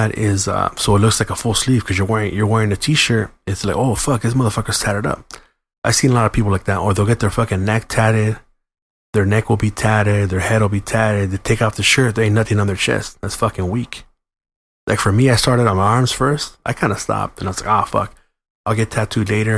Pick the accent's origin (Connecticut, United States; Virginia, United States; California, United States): California, United States; San Gabriel; where'd you grow up? San Gabriel.